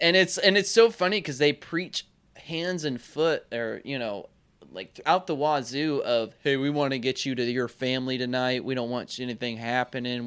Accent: North Carolina, United States; I'm not, I'm not backwoods North Carolina or anything

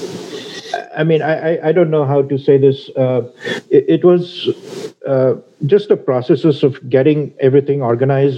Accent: India; moved away; I'm from India originally

